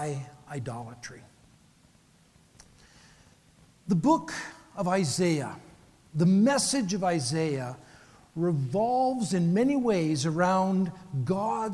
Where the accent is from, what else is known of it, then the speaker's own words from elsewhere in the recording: Canada; also born or lived in Vancouver, Canada / Phoenix, United States; I get to spend my half of my life in the beautiful city of Vancouver, Canada. I'm Canadian